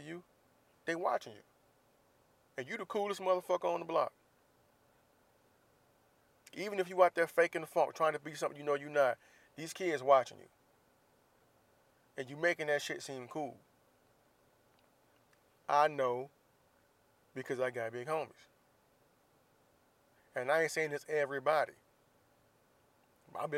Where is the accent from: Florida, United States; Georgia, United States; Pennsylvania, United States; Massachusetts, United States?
Florida, United States; Jacksonville; moved away; my hometown, Jacksonville, Florida, where I do not currently live.